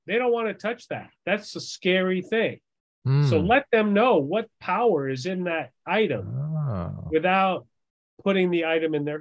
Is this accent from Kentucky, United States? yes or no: no; Long Island, New York, United States; moved away; also born or lived in Massachusetts; I grew up in New York